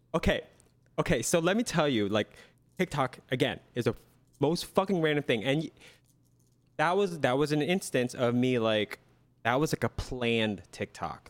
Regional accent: Lancaster, Pennsylvania, United States; my hometown, Lancaster, P

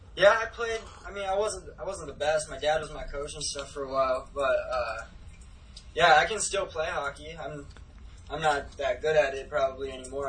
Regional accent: Ramsey, Minnesota, United States; also born or lived in Medina, Minnesota / Richfield, Minnesota / California; I was born in Medina, Minnesota, and then I was raised in Richfield, Minnesota until I was about five years old. And then my parents uh, took us to Ramsey, Minnesota, which is about 30 minutes away from the cities. And I basically grew up in that house

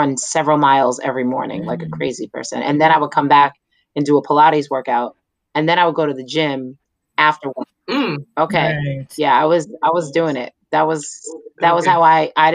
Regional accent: New York City, New York, United States; moved away; I grew up in Staten Island

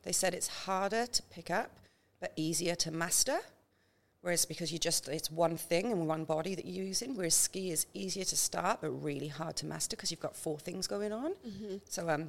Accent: Wales, United Kingdom; now in Townsville, Australia; That's why I moved from Wales to Townsville. I've seen enough snow in my life, thank you.

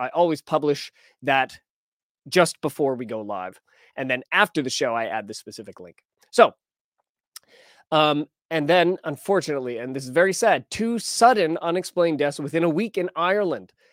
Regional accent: Alberta, Canada; now in British Columbia, Canada; I was born in Alberta

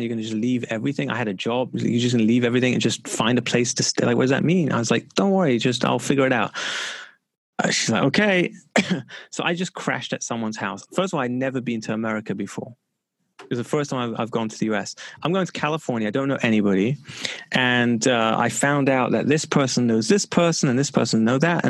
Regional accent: London, United Kingdom; I grew up in London

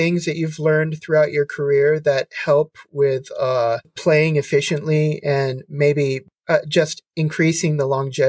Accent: Las Vegas, Nevada, United States; growing up in Vegas and playing on all the shows on the strip and stuff

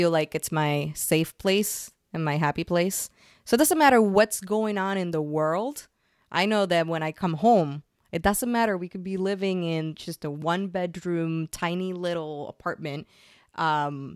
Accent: Puerto Rico; moved away as an adult; also born or lived in San Francisco, United States; now in New York, United States; I'm originally from Puerto Rico. And I moved from Puerto Rico to San Francisco to start my tech career

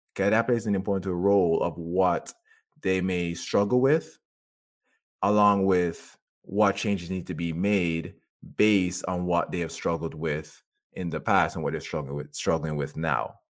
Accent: Jamaica; I grew up in Jamaica

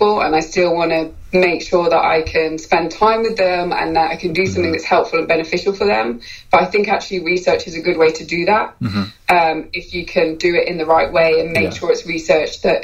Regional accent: United Kingdom; moved away; I'm British

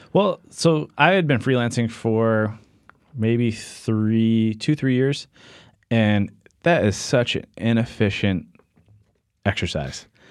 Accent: Norwich, Connecticut, United States; I grew up in southeastern Connecticut, Norwich, Connecticut.

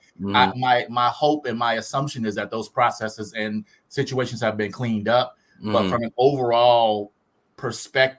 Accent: Detroit, Michigan, United States; moved away; also born or lived in Grand Rapids, Michigan; I'm from Detroit. That's my hometown

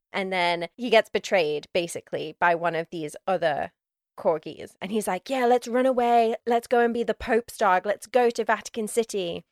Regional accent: United Kingdom; as a British person

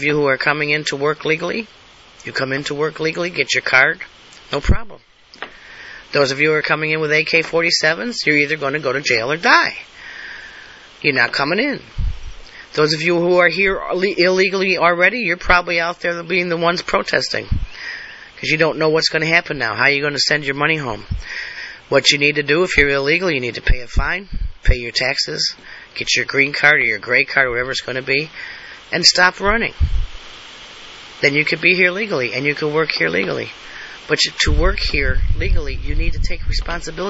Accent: United States; I'm an American. I was born American. I live as an American

